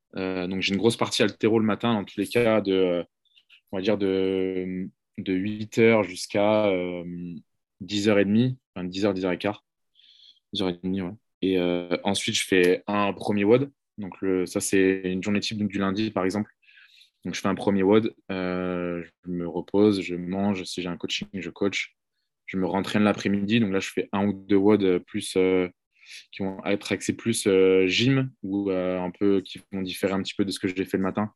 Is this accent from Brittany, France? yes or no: yes; Brittany, France; moved away; also born or lived in Marseille; je viens de Bretagne